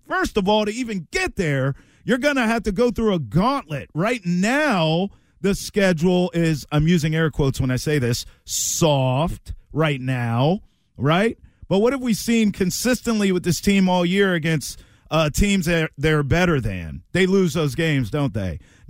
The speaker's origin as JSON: {"language": "English", "region": "Maryland", "country": "United States", "tie": "born or raised there", "said": "But I grew up in Maryland, and lacrosse is like part of the culture."}